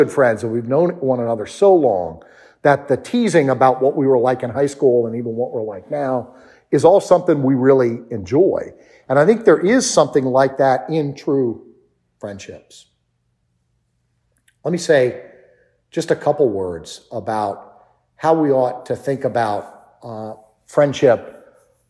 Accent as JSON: {"language": "English", "area": "D.C.", "region": "District of Columbia", "country": "United States", "tie": "born or raised there", "said": "I grew up outside of Washington, D.C."}